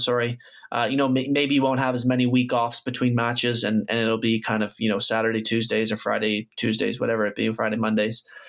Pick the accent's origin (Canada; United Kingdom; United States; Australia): Canada; I am Canadian and I grew up here